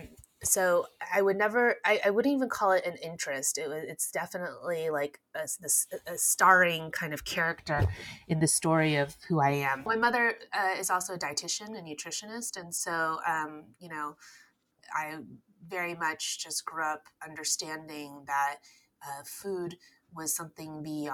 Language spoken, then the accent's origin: English; Texas, United States; As a first-generation Chinese American, I grew up in Texas.